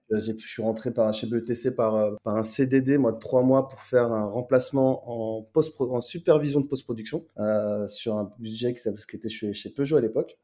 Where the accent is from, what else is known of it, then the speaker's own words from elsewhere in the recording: Nanterre, Île-de-France, France; Je suis né, né et grandi à Nanterre dans le 92, donc région parisienne